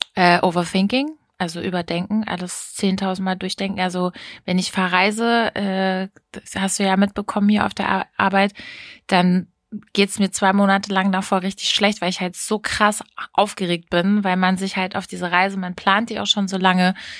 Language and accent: German; Hameln, Lower Saxony, Germany; bei uns in Hameln